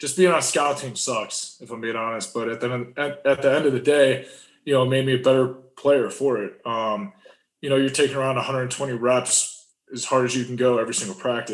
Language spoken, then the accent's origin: English; Cleveland, Ohio, United States; moved away as an adult; growing up in Cleveland, Ohio